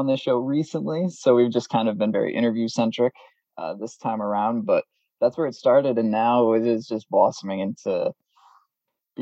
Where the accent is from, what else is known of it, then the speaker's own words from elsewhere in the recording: Massachusetts, United States; we know a lot of people who we grew up with here in the Massachusetts area